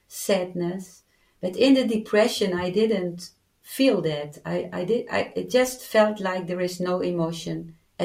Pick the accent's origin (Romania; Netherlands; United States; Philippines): Netherlands